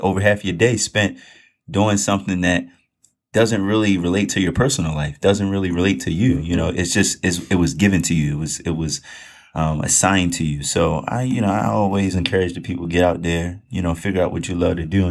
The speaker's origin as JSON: {"language": "English", "town": "Baltimore", "region": "Maryland", "country": "United States", "tie": "born or raised there", "said": "I'm from Baltimore. I ain't aiming much to it, you know. We born and raised in Baltimore all my life"}